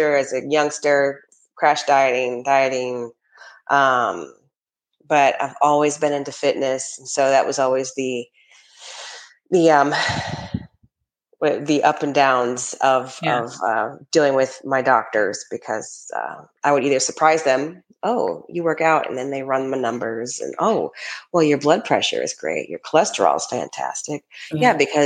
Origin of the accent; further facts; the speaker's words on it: Atlanta, Georgia, United States; we're from Atlanta